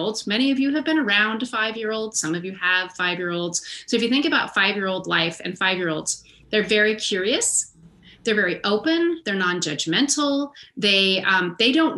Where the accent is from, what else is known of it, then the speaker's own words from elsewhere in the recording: United States; As an American and a white chick and a middle-class chick